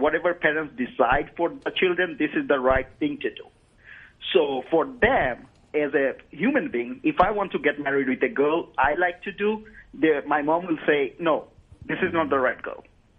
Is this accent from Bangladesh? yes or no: yes; Bangladesh; moved away; I'm from Bangladesh